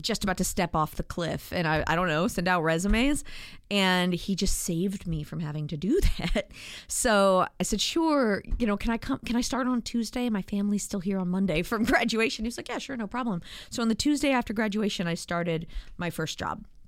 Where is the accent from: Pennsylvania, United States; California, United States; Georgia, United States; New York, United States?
Georgia, United States; Atlanta; also born or lived in Arlington, Virginia / suburbs of Washington, D.C.; I grew up mostly in the suburbs of Atlanta